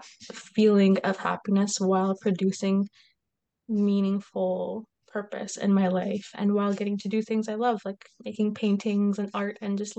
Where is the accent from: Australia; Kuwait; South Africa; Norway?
Kuwait; moved away as an adult; I grew up in Kuwait. So I'm half Egyptian, half Kuwaiti, but born and raised in Kuwait.